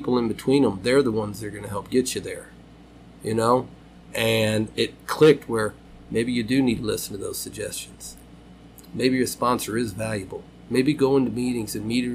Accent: Louisville, Kentucky, United States; born and raised in Fern Creek

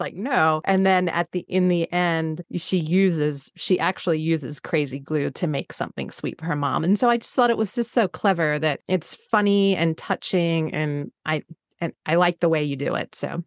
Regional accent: Australia; moved away; being Australian

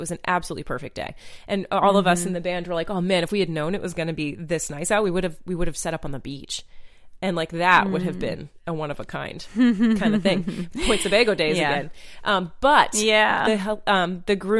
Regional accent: Maine, United States; now in North Carolina, United States; growing up in Maine and swimming in like perfectly crystal clear water

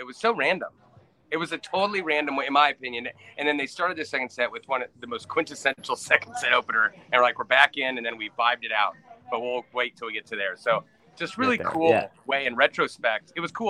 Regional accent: Georgia, United States; Growing up on the foot of the Appalachian Mountains right near Atlanta

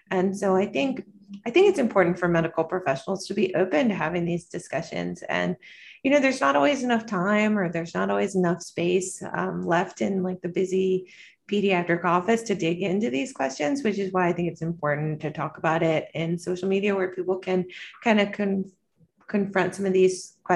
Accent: North Carolina, United States; now in New York City, United States; I'm originally from North Carolina and I'm a pediatrician.

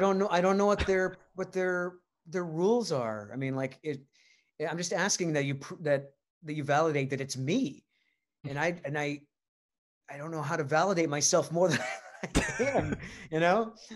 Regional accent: Rhode Island, United States; moved away; I'm from Rhode Island

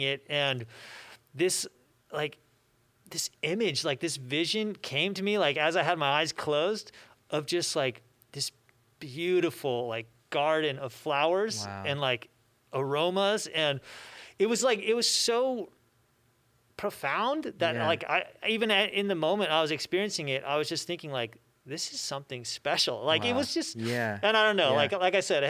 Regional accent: Loma Linda, California, United States; I grew up here in Loma Linda, was part of Loma Linda Academy

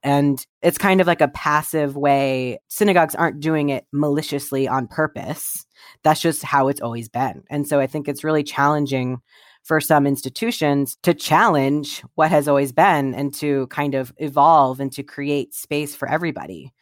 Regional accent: Columbus, Ohio, United States; I grew up in Columbus, Ohio

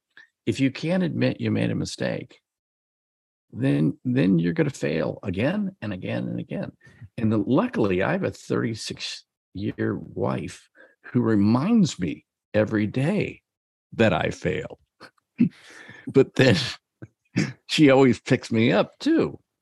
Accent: Iowa, United States; from Iowa. Our house is 2.5 years old.

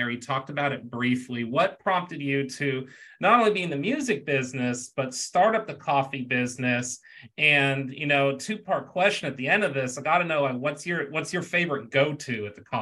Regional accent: Houston, Texas, United States; I grew up in Houston. It was part of Houston culture. Everywhere you went, someone's bumping something different.

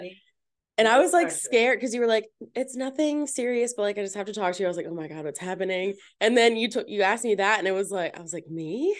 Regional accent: Powhatan, United States; I'm from here, from Powhatan. I grew up in Powhatan.

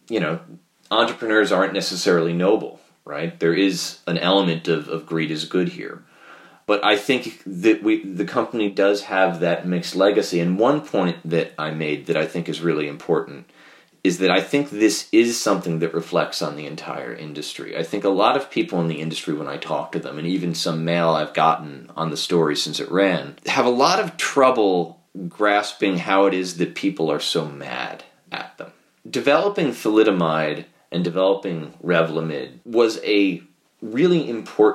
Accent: New York, United States; as a New Yorker

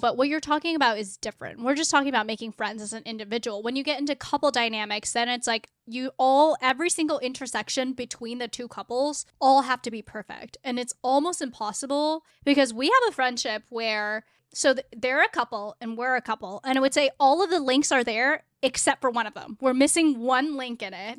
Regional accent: South Bay, California, United States; moved away as an adult; now in Seattle, United States; I grew up in California, in South Bay, it's like the burbs

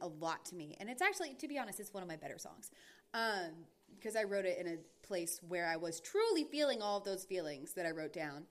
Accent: North Carolina and Georgia, the South, United States; I am from North Carolina and Georgia, and most of my family, the vast majority of my family is from the South

